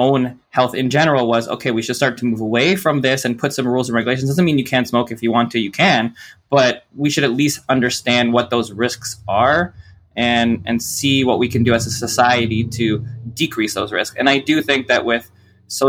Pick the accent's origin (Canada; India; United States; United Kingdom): Canada; Toronto, Ontario; I grew up in Toronto